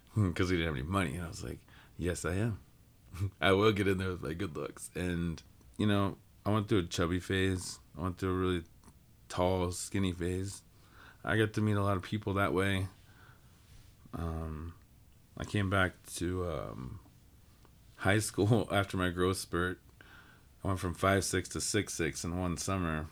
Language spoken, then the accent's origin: English; Cushing, Oklahoma, United States; moved away; growing up in Cushing, which was a small town